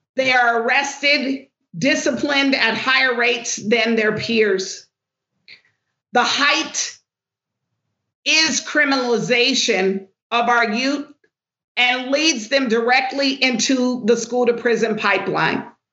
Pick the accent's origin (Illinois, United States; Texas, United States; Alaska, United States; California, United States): California, United States; Los Angeles; I am born and raised in Los Angeles